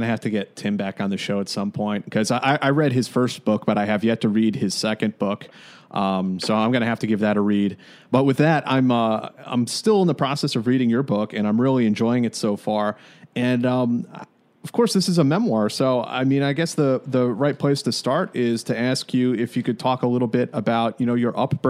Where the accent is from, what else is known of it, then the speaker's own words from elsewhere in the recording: United States; growing up in America